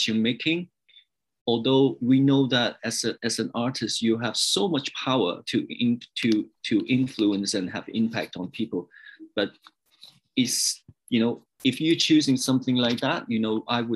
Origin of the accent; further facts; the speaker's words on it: Hong Kong; also born or lived in England / New York / Los Angeles; now in Canada; I was born in Hong Kong, but I moved to England and lived there over 10 years. And then I moved to Canada